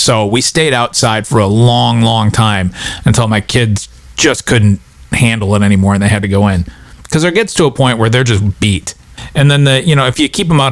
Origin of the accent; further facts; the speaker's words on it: Minnesota, United States; now in New York, United States; growing up in Minnesota, if it was a reasonable, not super blizzard snowfall, people would have their walks shoveled